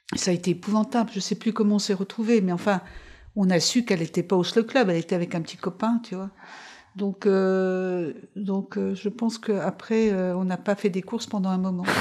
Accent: Paris, Île-de-France, France; moved away; also born or lived in Levallois-Perret / Italy; on habitait à Levallois avant et quand on a déménagé Beauvoir de la Bastille, pendant quelques mois, je suis allée là. Après, je suis allée sur l'île Saint-Louis

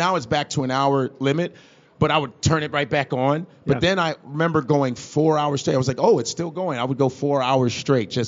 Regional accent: Chicago, Illinois, United States; born or raised there

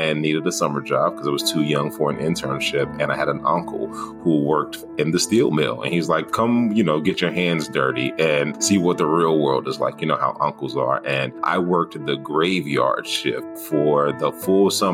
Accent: Gary, Indiana, United States; moved away as an adult; also born or lived in Sacramento / Iowa; now in Des Moines, United States; born and raised in Gary, Indiana

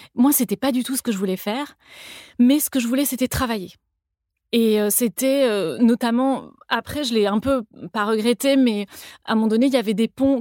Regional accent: Toulouse, Occitania, France; moved away as an adult; also born or lived in Paris; j'ai grandi à Toulouse

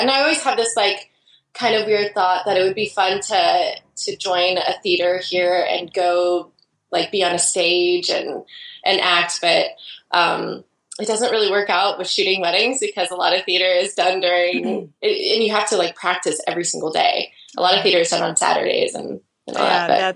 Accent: Idaho, United States; now in Portland, United States; I grew up in Idaho actually, and I moved away from Idaho

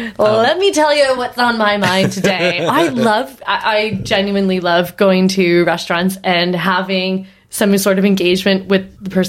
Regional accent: East Coast, Canada; I'm Canadian. The East Coast.

